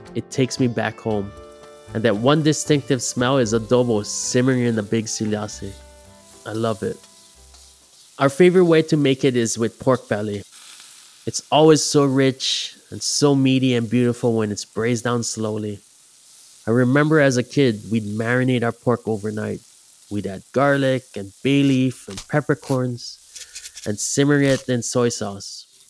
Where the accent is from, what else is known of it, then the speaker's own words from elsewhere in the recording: Big Island, Hamakua coast, Hawaii, United States; I grew up on the Big Island on the Hamakua coast